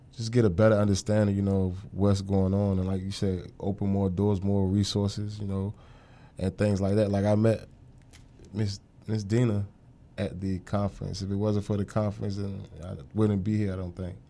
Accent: Norfolk, Virginia, United States; I'm from Norfolk, Virginia, uh, born and raised

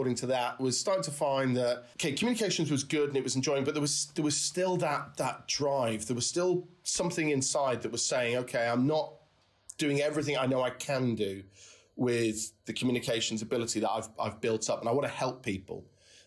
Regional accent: the Wirral, North West England, United Kingdom; I grew up in the Wirral, and going shopping to Birkenhead

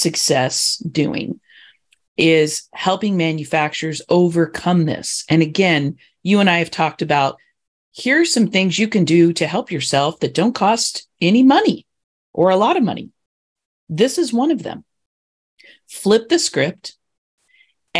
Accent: Indiana, United States; I grew up in Indiana

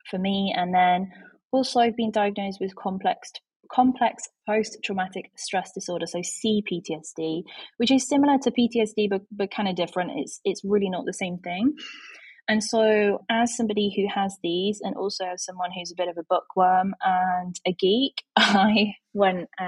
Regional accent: Yorkshire and the Humber, United Kingdom; I am from Yorkshire in England, in the UK

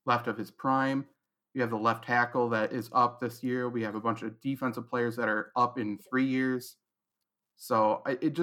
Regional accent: Wisconsin, United States; I'm in Wisconsin right now, born and raised over on the other side of the state from where you were born. I'm in Eau Claire

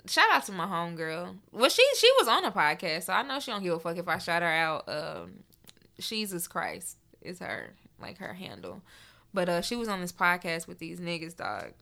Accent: Memphis, Tennessee, United States; I am from Memphis

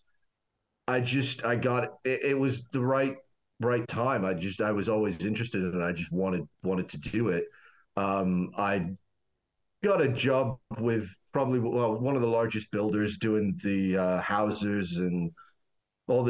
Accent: Canada; started off as many Canadian guys do down here

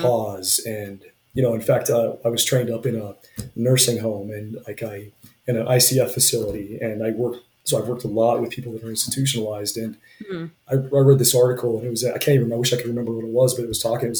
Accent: Utah, United States; now in Wyoming, United States; I grew up in Utah and then here in Wyoming

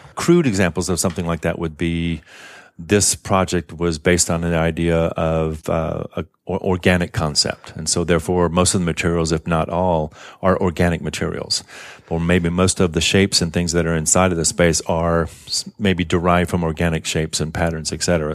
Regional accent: New Orleans, Louisiana, United States; also born or lived in Tokyo, Japan; now in San Francisco Bay Area, United States; I'm from New Orleans originally, and I remember moving out here from New Orleans

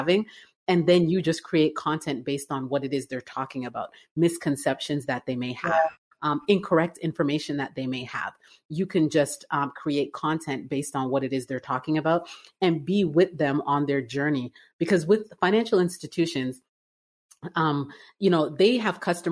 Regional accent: Toronto, Ontario, Canada; moved away as an adult; now in Atlanta, United States; I'm originally from Canada. I was born and raised in Toronto

